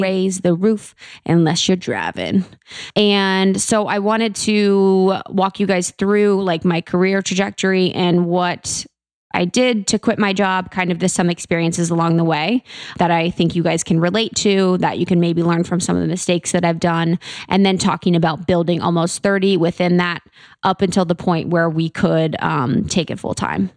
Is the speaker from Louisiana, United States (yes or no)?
no; Mason, Ohio, United States; I'm from Ohio, the Buckeye State, O H I O, uh, beautiful Ohio, um, right outside Cincinnati. It's called Mason